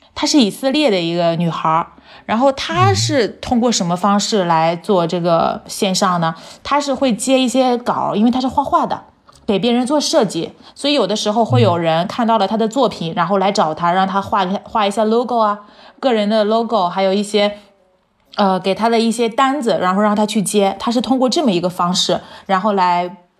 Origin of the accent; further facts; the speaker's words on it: China; now in Turkey; 我一个中国人